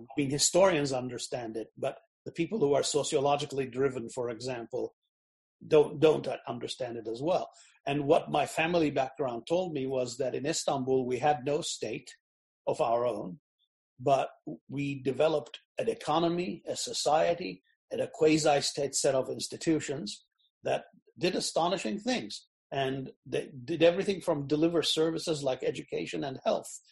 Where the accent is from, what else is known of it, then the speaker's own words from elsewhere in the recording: United States; We're both from America